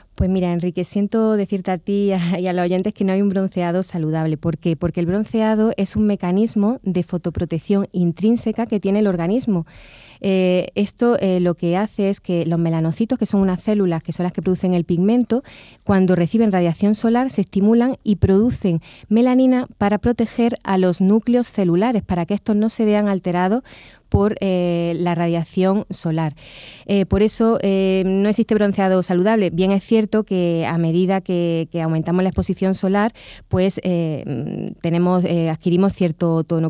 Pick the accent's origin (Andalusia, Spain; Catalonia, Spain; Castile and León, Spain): Andalusia, Spain; La Carolina; soy de La Carolina y allí también ejerzo la dermatología